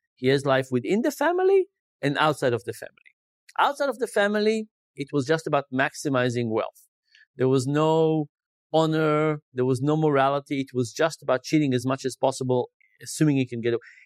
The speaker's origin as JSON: {"language": "English", "country": "Israel", "tie": "born or raised there", "moved": "yes", "said": "I grew up in Israel"}